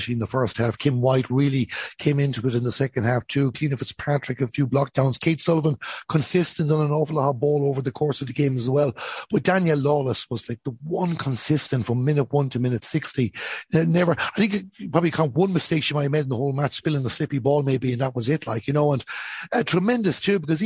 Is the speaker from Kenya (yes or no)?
no; Ballinasloe, Connacht, Ireland; when I was a child growing up in Ballinasloe